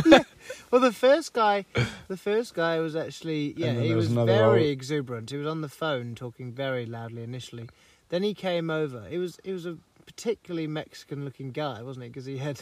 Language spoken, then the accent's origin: English; England, United Kingdom; if you know that I'm English